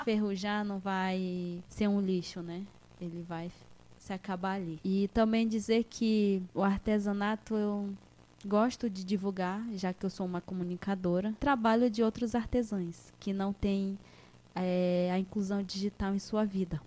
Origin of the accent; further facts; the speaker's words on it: Moscou community, Roraima, Brazil; now in Tabalascada, Brazil; a minha terra natal é a comunidade Moscou, que eu tenho um imenso carinho, que eu cresci lá. Eu vim de lá aos 12 anos de idade